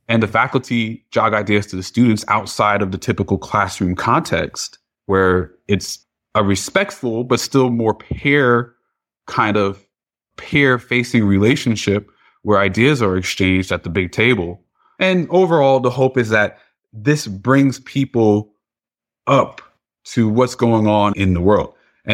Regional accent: Piscataway, New Jersey, United States; Yeah, so I grew up in New Jersey, Central Jersey, down the street from Rutgers University, actually, in Piscataway.

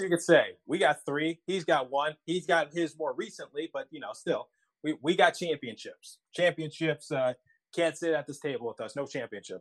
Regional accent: Midwest, United States; I grew up in the Midwest mostly, so I say water.

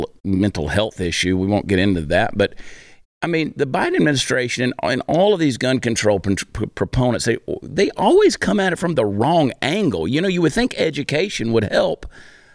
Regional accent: Georgia, United States; I grew up in Georgia

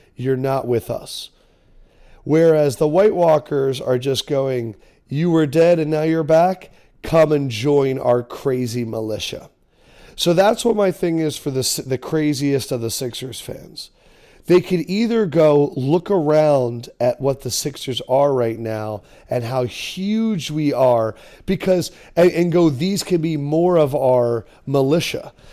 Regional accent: Philadelphia, Pennsylvania, United States; I grew up in Philadelphia talk radio

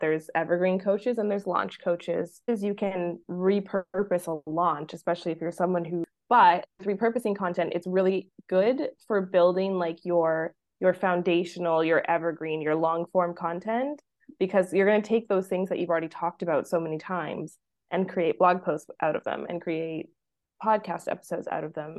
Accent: Vancouver, British Columbia, Canada; moved away as an adult; now in Mexico; I am from Vancouver, Canada, and wanted to basically leave winter behind for life

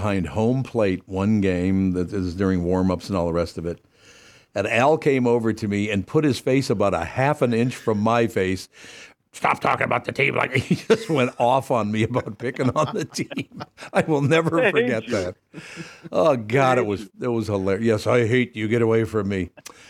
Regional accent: Long Prairie, Minnesota, United States; I was born in Long Prairie, Minnesota

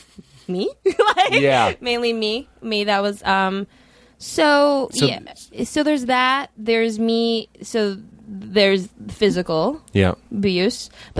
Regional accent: Minnesota, United States; also born or lived in Washington, D.C.; I'm from Minnesota.

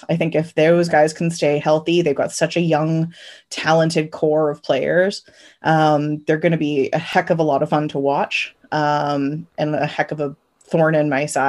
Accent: Canada; I'm Canadian

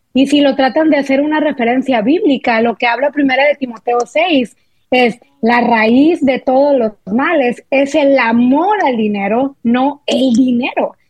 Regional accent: Monterrey, Nuevo León, Mexico; nosotros somos de Monterrey, soy regia de corazón

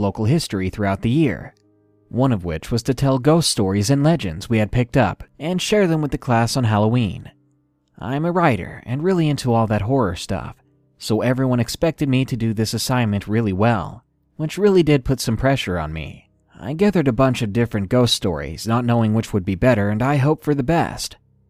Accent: Prince Edward Island, Canada; I'm Canadian, but I'm from the smallest province in Canada, so we don't get mentioned a lot in your usual Canadian history courses

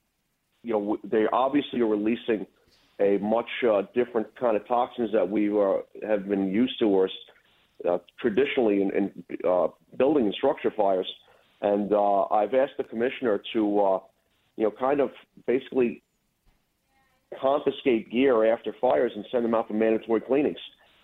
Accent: New York City, New York, United States; moved away as an adult; now in Rockland County, United States; I was born and raised in Brooklyn. About 10 years ago, I moved upstate to Rockland County

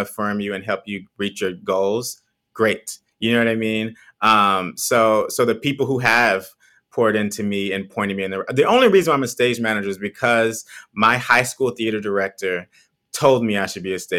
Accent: Texas, United States; moved away as an adult; also born or lived in St. Louis, Missouri; now in New York, United States; I'm originally from Texas. I grew up on a farm

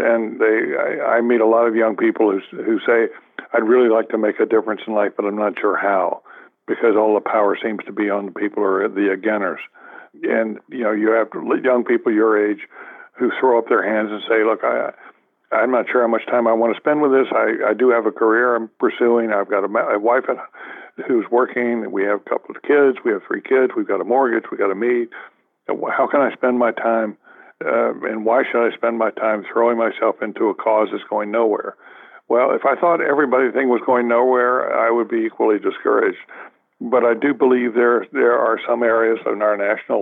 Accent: the South, United States; moved away; I grew up in the South

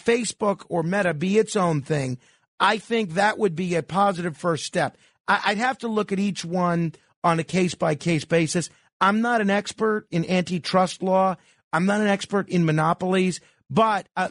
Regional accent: New York City, New York, United States; I am a proud Staten Islander

